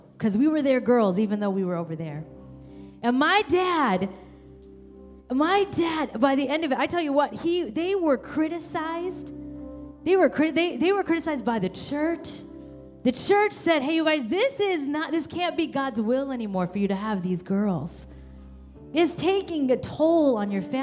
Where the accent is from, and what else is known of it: Kansas, United States; born or raised there; also born or lived in India